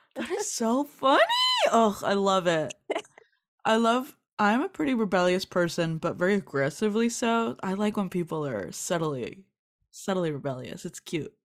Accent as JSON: {"language": "English", "town": "Los Angeles", "region": "California", "country": "United States", "said": "I'm from East L A, which is more of the hood, Southeast L"}